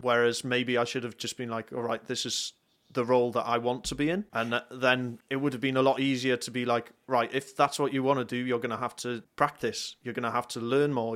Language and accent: English; North Wales, United Kingdom; moved away as an adult; now in South Wales, United Kingdom; I'm from North Wales. Uh, I currently live in South Wales.